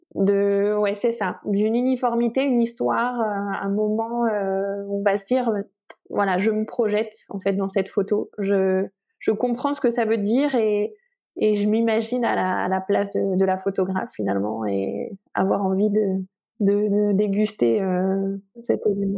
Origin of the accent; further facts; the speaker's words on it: Lille, Hauts-de-France, France; moved away as an adult; also born or lived in Lyon, France; now in Barcelona, Spain; je suis d'origine lilloise. J'ai été lyonnaise d'adoption